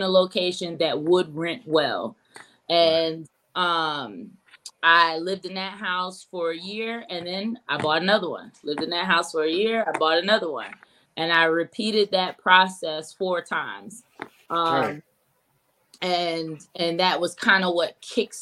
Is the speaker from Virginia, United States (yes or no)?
yes; Richmond, Virginia, United States; now in Raleigh, United States; I'm originally from Richmond, Virginia, but I was moved down to Raleigh about 13 years ago